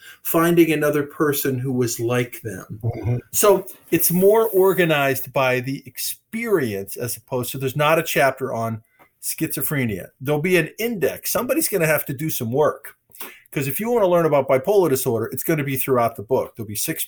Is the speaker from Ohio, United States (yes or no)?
no; Michigan, United States; I'm from Michigan